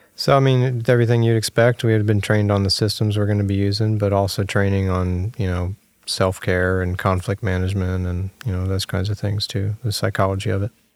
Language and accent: English; Virginia Beach, Virginia, United States; I'm from Virginia, Virginia Beach